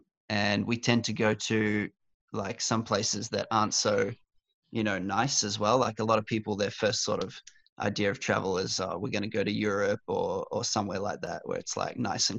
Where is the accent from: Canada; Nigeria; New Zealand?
New Zealand; moved away as an adult; now in Australia; growing up in New Zealand